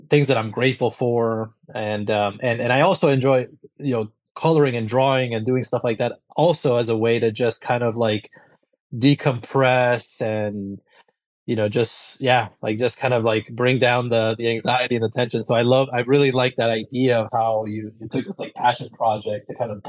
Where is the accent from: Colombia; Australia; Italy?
Colombia; moved away; I'm actually originally from Colombia, so I grew up drinking coffee since I was like a little kid